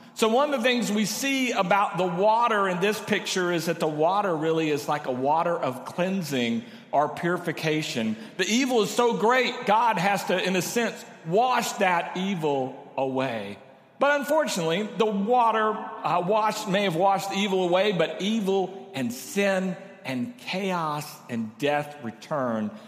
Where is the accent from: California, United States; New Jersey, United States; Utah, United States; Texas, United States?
Texas, United States; Corpus Christi; now in San Antonio, United States; I grew up in Corpus